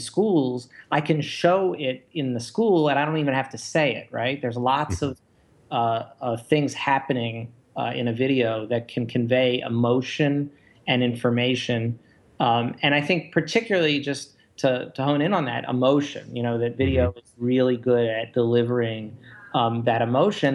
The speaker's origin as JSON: {"language": "English", "town": "Baltimore", "region": "Maryland", "country": "United States", "moved": "yes", "lives_now": "Chicago, United States", "said": "I'm from Baltimore"}